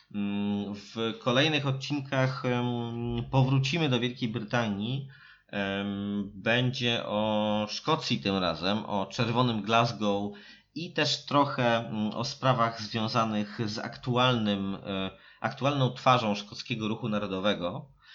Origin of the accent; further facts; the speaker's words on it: Warsaw, Masovian Voivodeship, Poland; jesteśmy z Warszawy